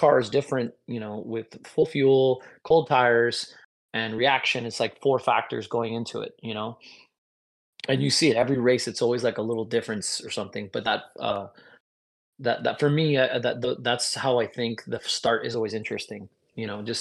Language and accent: English; United States; as an American